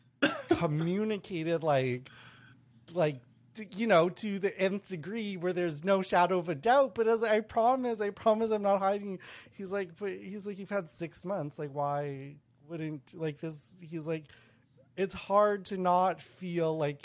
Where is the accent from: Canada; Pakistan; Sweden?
Canada; Winnipeg, Manitoba; moved away; I'm from Winnipeg. My whole family's from Winnipeg.